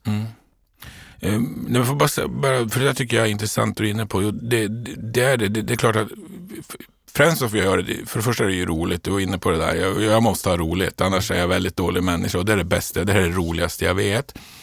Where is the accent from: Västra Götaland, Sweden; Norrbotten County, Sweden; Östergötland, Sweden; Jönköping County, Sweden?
Norrbotten County, Sweden; Luleå; moved away as an adult; now in Stockholm, Sweden; jag är född och uppvuxen uppe i Luleå i, i Norrbotten